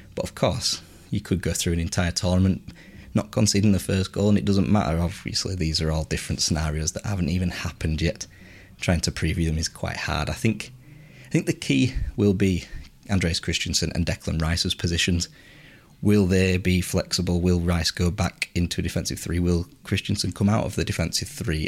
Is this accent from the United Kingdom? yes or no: yes; England, United Kingdom; as English people